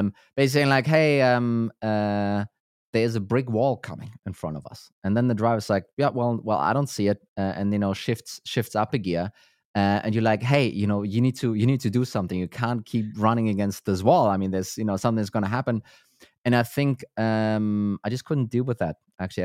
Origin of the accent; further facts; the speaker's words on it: Germany; now in Denmark; I'm from Germany, Uh, so I'm not native here to Denmark